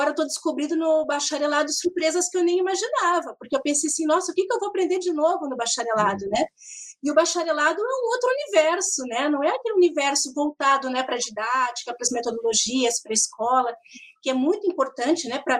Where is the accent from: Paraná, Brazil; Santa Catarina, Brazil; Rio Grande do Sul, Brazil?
Paraná, Brazil; Curitiba; Então eu sou de Curitiba também é, tenho mestrado e agora estou fazendo bacharelado em geografia